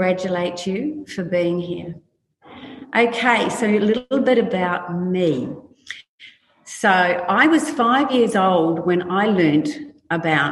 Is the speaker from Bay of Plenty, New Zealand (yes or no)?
no; New Plymouth, Taranaki, New Zealand; I grew up in New Zealand in a little country town called Plymouth